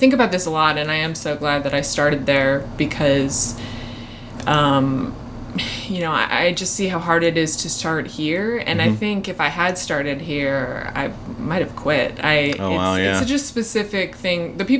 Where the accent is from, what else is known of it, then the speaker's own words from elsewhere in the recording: Medfield, Massachusetts, United States; also born or lived in Brookline, Massachusetts / Baltimore / Boston; I lived in Massachusetts for almost all of my life. So I grew up in Medfield, Massachusetts, which is like 40 minutes outside of Boston.